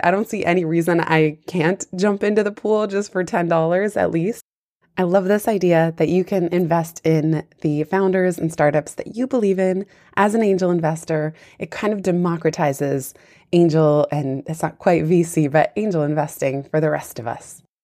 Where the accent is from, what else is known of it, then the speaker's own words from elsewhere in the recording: Silicon Valley, San Francisco, and Palo Alto, California, United States; I'm actually from Silicon Valley, San Francisco, and Palo Alto.